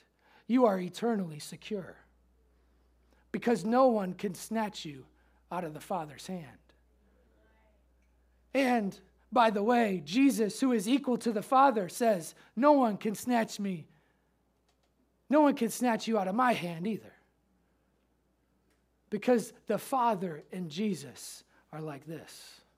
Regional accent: Memphis, Tennessee, United States; We say that in Memphis. Pastor said, no one says that here. I say that because I came from Memphis.

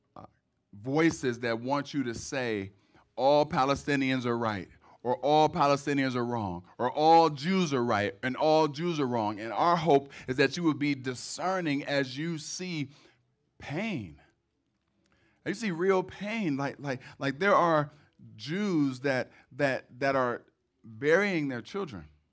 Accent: Cleveland, Ohio, United States; moved away as an adult; now in Detroit, United States; I'm from Cleveland originally. I have raised my children here. And because I had so long of an experience in Cleveland, I probably will always say I'm from Cleveland

